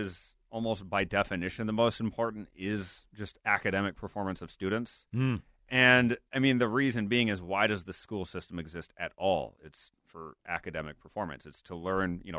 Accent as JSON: {"language": "English", "town": "Blaine", "region": "Minnesota", "country": "United States", "tie": "born or raised there", "said": "I grew up in Blaine, lived there almost my entire life. We still live there."}